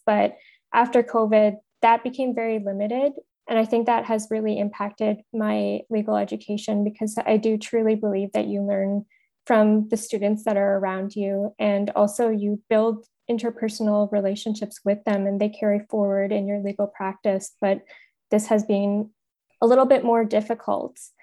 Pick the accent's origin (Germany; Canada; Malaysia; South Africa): Canada; Thunder Bay, Ontario; I grew up in Thunder Bay